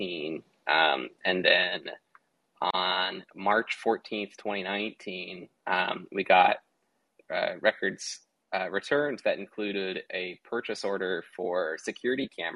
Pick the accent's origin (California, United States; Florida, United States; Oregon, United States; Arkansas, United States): Oregon, United States; Portland; I grew up in Portland, and so going to riots is kind of what you do as a teenager in Portland growing up